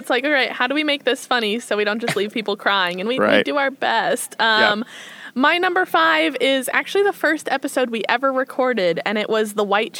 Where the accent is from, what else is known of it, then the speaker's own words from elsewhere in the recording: Midwest, United States; I'm from the Midwest